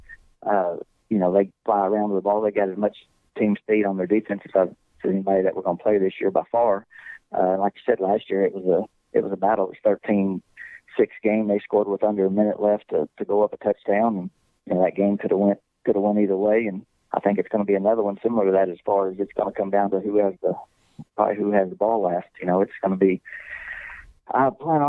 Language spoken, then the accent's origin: English; Boyd, Texas, United States; I'm from Boyd. Mm-hmm. Coach Carr coached me